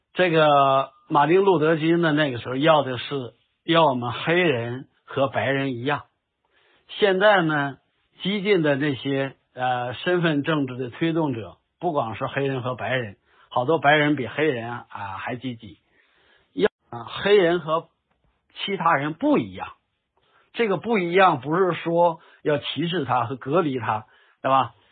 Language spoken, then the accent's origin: Chinese; China; 我们中国人